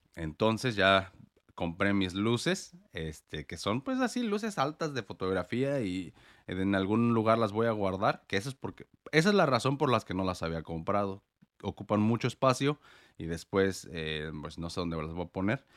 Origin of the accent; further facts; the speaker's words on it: Morelia, Michoacán, Mexico; moved away as an adult; also born or lived in United States; now in Portland, United States; yo vivo en Estados Unidos, pero soy mexicano. Yo nací en Morelia, Michoacán